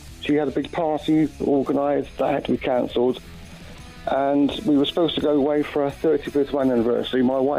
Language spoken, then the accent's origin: English; Tewkesbury, South West England, United Kingdom; I'm from Tewkesbury, Springs, Gloucestershire.